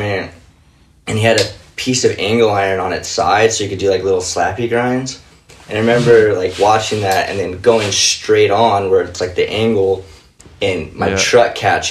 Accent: Covina, California, United States; I grew up in Covina, California

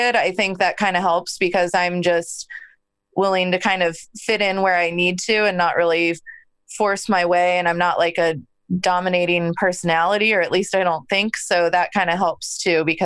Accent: Arizona, United States; I'm from Arizona.

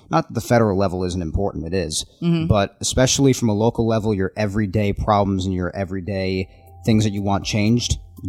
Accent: Nassau County, New York, United States; I'm from Nassau

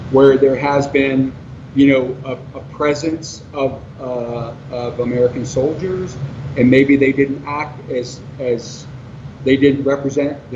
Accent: Swindon, South West England, United Kingdom; born there; And my father met my mother in the UK, and I was I was born I was born there in Swindon.

